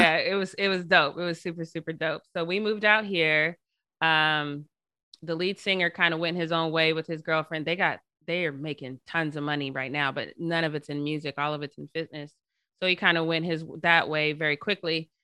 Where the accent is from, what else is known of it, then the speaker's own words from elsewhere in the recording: Denver, Colorado, United States; now in Long Beach, United States; I'm originally from Denver, Colorado. Uh, I went to predominantly white schools, uh, my entire schooling, K through twelve